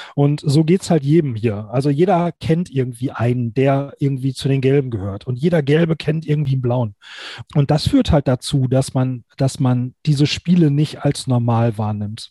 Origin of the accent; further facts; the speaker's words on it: Duisburg, North Rhine-Westphalia, Germany; now in Gelsenkirchen, Germany; ich bin halt eigentlich nicht in Gelsenkirchen geboren, ich bin aus Duisburg